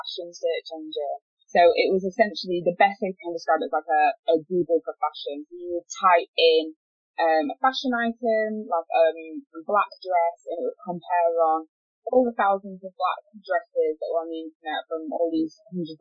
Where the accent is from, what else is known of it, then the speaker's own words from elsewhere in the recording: Yorkshire and the Humber, United Kingdom; moved away as an adult; now in Manchester, United Kingdom; I moved from Yorkshire where I'm born to Manchester